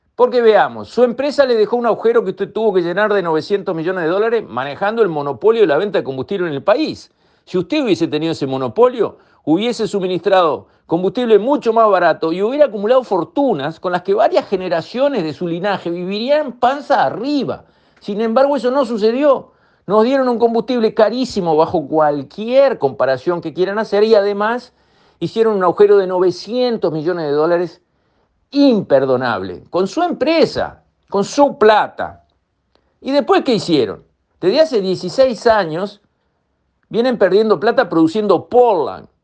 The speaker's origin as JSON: {"language": "Spanish", "country": "Uruguay", "said": "soy uruguayo y como tal me considero dueño de ANCAP"}